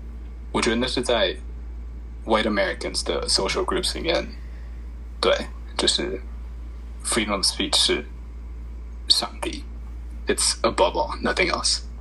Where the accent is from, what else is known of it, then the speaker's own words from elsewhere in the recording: Taiwan; now in United States; 我不知道是不是因为我在台湾当过兵，所以会觉得自己是台湾人，或是，或是因为我们家是台湾人，所以我觉得我我现在会说我是台湾人。